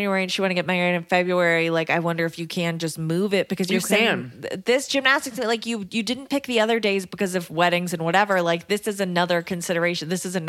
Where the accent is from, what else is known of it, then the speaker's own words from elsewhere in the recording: Canada; I'm also Canadian.